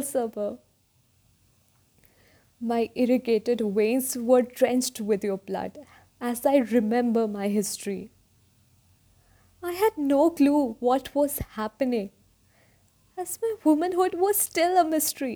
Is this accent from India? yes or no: yes; North India, India; I hail from North India.